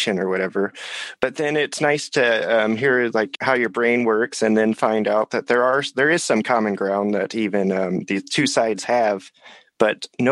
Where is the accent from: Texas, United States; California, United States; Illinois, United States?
Illinois, United States; I grew up in Illinois.